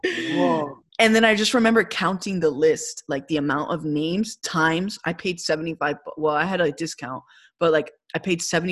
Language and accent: English; Kendall, Florida, United States; I grew up there. I grew up by, like across the street from Country Walk